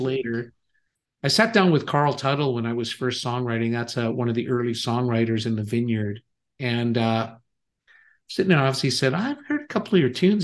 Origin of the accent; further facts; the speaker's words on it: Canada; moved away; also born or lived in Kansas City; I am Canadian. I was living in Kansas City at that time, though, actually.